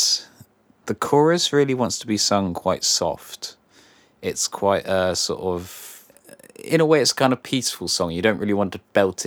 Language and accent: English; Cornwall, South West England, United Kingdom; we're both Cornish